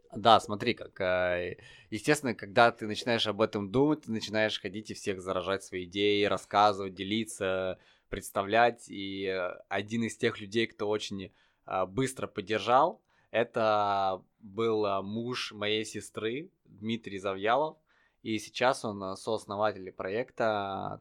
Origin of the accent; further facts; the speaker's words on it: Tver Oblast, Russia; also born or lived in Saint Petersburg; я родился в Питере, а потом а, мы с родителями переехали в Тверскую область